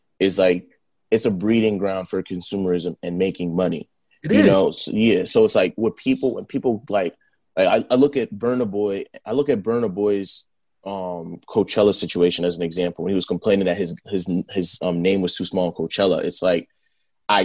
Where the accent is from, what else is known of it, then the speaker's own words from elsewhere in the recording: Nigeria; I'm Nigerian.